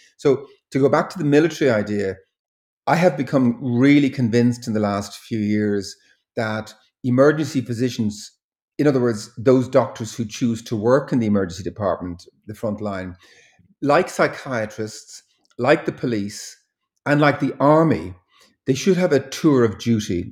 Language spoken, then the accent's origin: English; Dublin, Leinster, Ireland; orphanage boy, uh, growing up in Dublin in the, in the sixties and, and seventies